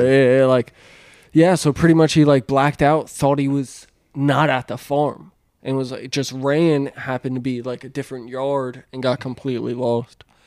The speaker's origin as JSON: {"language": "English", "region": "Pennsylvania", "country": "United States", "tie": "born or raised there", "moved": "yes", "said": "growing up in Pennsylvania"}